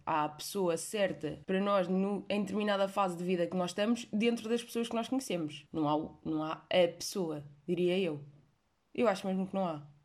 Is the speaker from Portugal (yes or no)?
yes; Portugal; eu nasci em Portugal